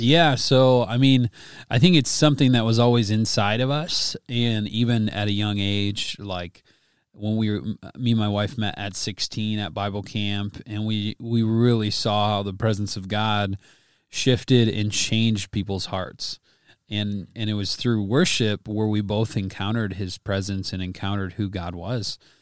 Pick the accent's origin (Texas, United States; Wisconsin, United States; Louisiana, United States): Wisconsin, United States; I grew up in Wisconsin